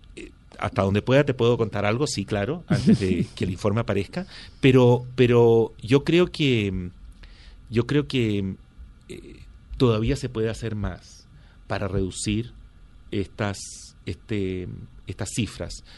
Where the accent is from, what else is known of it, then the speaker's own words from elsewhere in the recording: Chile; moved away; yo crecí, eh, eh, mi, adolescencia y toda mi juventud y estudios universitarios los hice en Chile bajo la dictadura de Pinochet